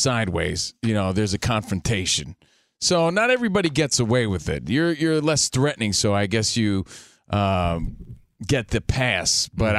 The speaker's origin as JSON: {"language": "English", "region": "New Jersey", "country": "United States", "said": "I'm from New Jersey."}